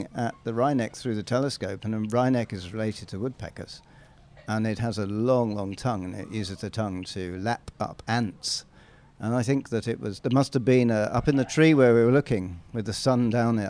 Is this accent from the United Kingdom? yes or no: yes; England, United Kingdom; I'm an Englishman